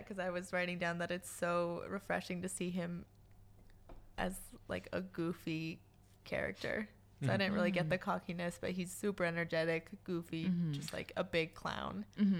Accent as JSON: {"language": "English", "town": "El Paso", "region": "Texas", "country": "United States", "tie": "born or raised there", "also_born_or_lived": "Austin", "said": "we grew up in El Paso, which is a big city."}